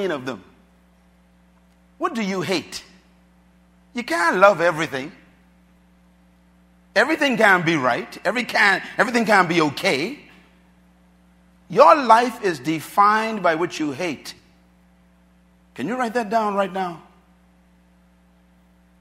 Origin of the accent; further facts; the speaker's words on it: Bahamas; when I was growing up in the Bahamas here